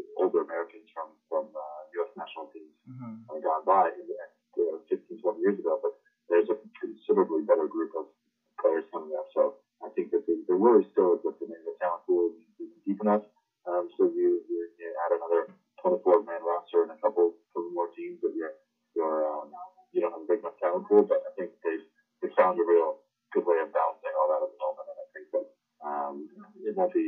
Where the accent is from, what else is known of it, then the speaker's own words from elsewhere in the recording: Windsor, Ontario, Canada; I grew up in Windsor, Ontario